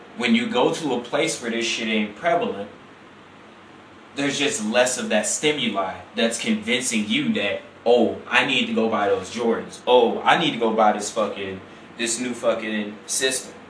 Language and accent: English; Chicago, Illinois, United States; I'm from Illinois, you know, from Chicago, I'm from I'm, I'm from the big city, man